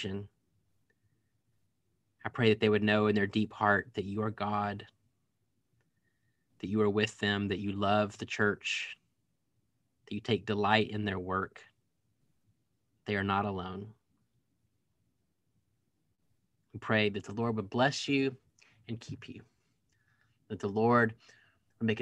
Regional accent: Waco, Texas, United States; my hometown, Waco

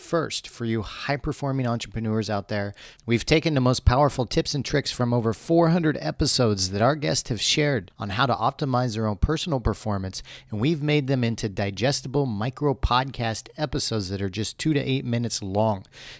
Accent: Midwest, United States; I grew up in the Midwest

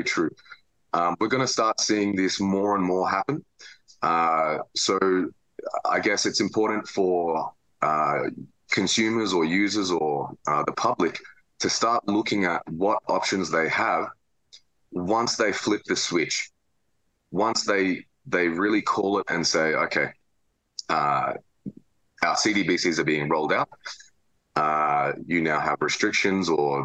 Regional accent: Melbourne, Victoria, Australia; I'm from Melbourne, Australia.

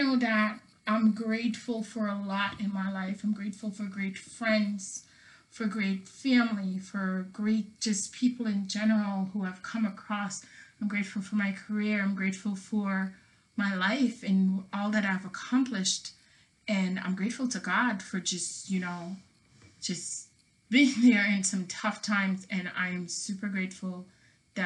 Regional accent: Jamaica; now in United States; I was not born here. I was born in Jamaica, so I can't be African American, right

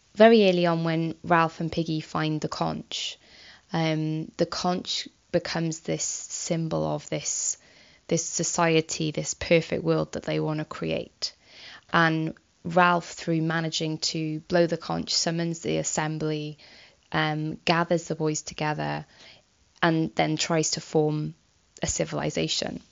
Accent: United Kingdom; we often have as as British people

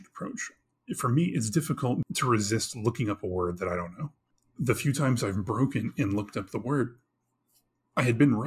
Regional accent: Texas, United States; I growing up in Texas

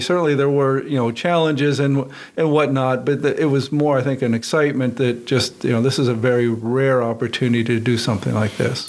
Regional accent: Western Pennsylvania, United States; moved away as an adult; also born or lived in California; I grew up in Western Pennsylvania

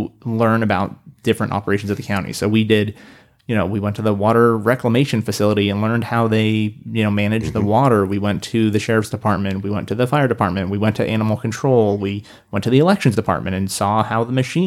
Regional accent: Reno, Nevada, United States; also born or lived in Portland; I grew up here in Reno, then moved away, and I lived in Portland for a few years

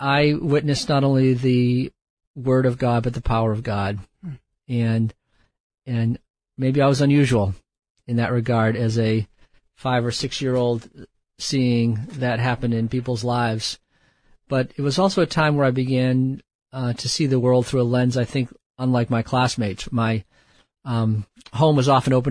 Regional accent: Quincy, Massachusetts, United States; moved away; also born or lived in Bangladesh; I grew up in just south of Boston, Massachusetts, a small city

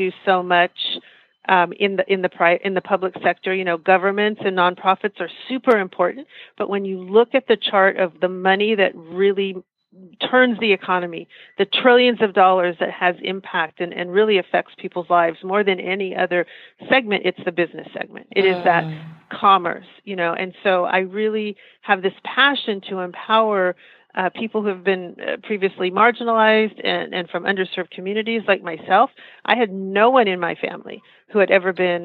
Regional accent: United States; I'm American Indian

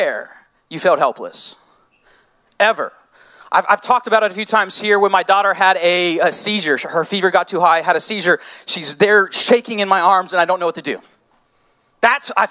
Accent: United States; I'm American

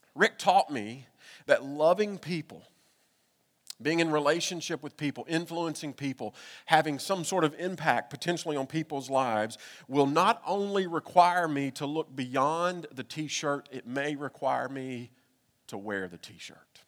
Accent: Kentucky, United States; moved away; I'm from Kentucky.

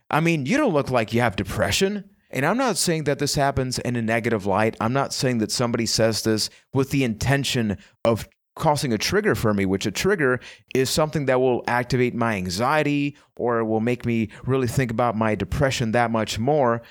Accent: Puerto Rico; I am from Puerto Rico

